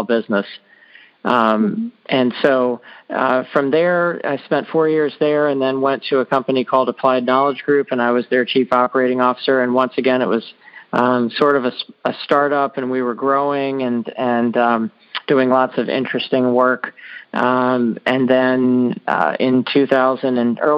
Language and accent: English; Annapolis, Maryland, United States; I grew up in Annapolis, Maryland